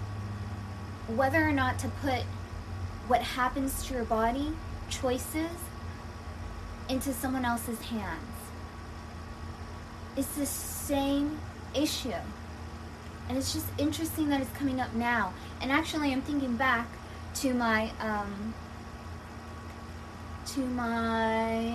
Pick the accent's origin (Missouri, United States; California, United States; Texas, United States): California, United States; Southern; a 31-year-old woman born and raised in Southern California